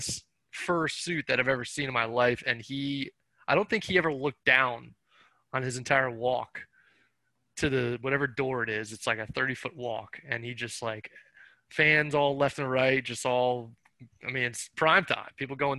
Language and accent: English; Montgomery County, Maryland, United States; I grew up in Montgomery County